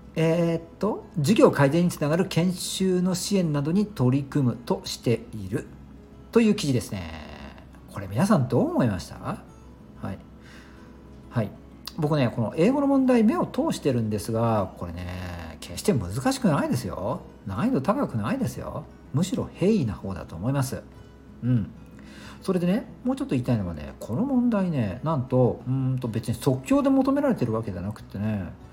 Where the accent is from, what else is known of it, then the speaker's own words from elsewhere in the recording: Japan; first language Japanese; 母国語私たちで言うと日本語